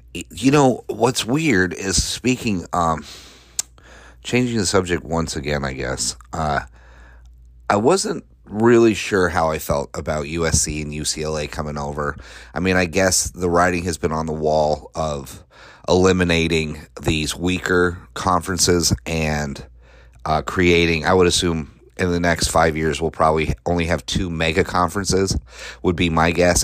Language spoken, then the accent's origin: English; Colorado, United States; I grew up in Colorado